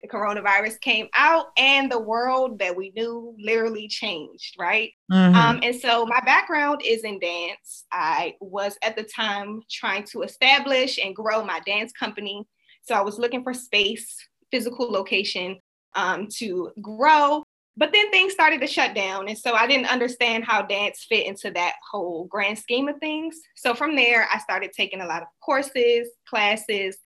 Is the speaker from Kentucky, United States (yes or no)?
no; Washington, District of Columbia, United States; now in Maryland, United States; I am from Washington, D.C., the Washington, D.C. area. I currently reside in Maryland, though, so not too far from D.C.